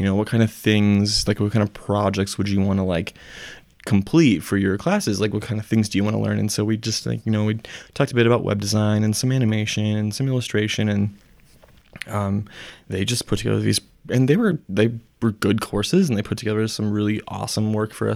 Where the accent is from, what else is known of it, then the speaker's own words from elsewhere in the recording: Mason City, Iowa, United States; We were from Mason City